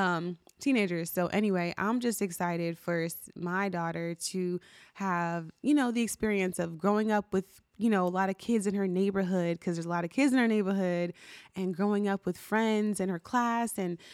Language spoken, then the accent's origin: English; New Jersey, United States; now in Maryland, United States; And So when I was growing up, I grew up in New Jersey. And so for context, right now I live in Maryland.